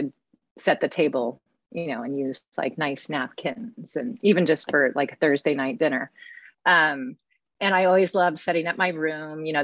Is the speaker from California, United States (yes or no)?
yes; California, United States; moved away as an adult; also born or lived in New York City; now in New York, United States; ended up growing up in California for most of my life